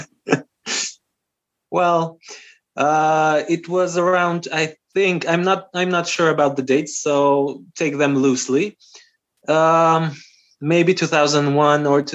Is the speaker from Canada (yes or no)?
no; North Macedonia; first language Albanian; English is a second language; because I'm from North Macedonia. The official language in North Macedonia is Macedonian. It's a Slavic language. But I come from the Albanian community, so I'm a different nationality. And my mother tongue is Albanian.